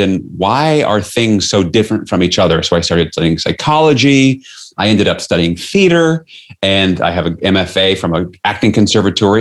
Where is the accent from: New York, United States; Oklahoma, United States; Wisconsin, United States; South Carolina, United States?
New York, United States; New York City; I grew up in New York City